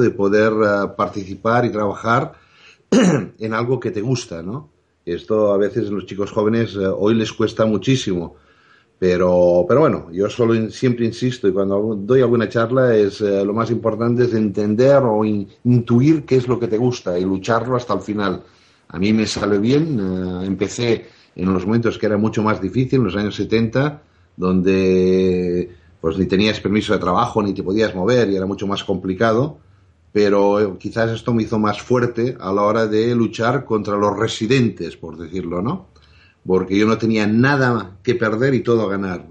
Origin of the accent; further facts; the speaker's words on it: Sant Cugat del Vallès, Catalonia, Spain; teníamos tres camiones que hacíamos el transporte desde mi pueblo, San Cugat, a Barcelona